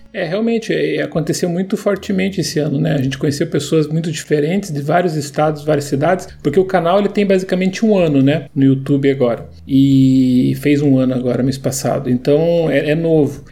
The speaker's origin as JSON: {"language": "Portuguese", "town": "Curitiba", "region": "Paraná", "country": "Brazil", "said": "Eu sou curitibano, né? Eu sei da, do que a gente vive aqui"}